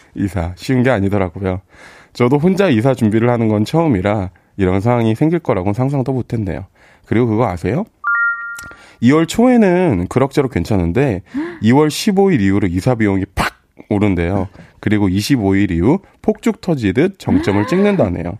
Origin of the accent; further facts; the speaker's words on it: Incheon, South Korea; 저 인천 사람입니다.